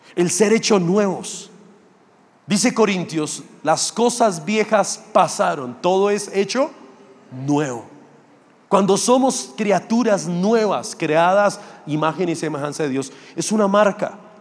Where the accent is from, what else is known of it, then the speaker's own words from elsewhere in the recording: Funza, Cundinamarca, Colombia; also born or lived in Mosquera; Yo soy realmente de Funza, que es un municipio ahí pegado a Mosquera. Yo me crié allá, estudié allá, tuve mis amigos allá.